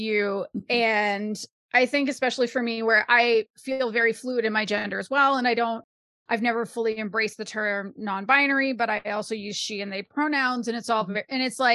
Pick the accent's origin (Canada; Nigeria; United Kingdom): Canada; as a Canadian person